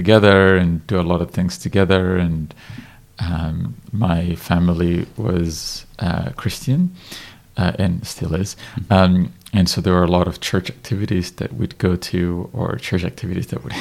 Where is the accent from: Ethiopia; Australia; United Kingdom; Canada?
Ethiopia; first language Amharic; English is a second language; I was born in Ethiopia in the 80s, and it was right at the end of the communist regime in our country that was quite disastrous